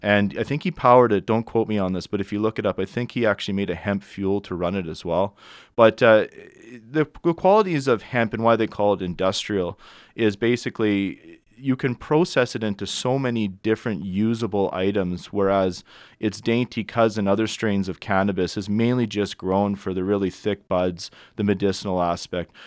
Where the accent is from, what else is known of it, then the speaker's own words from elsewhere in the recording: Edmonton, Alberta, Canada; I'm from Edmonton, Alberta originally.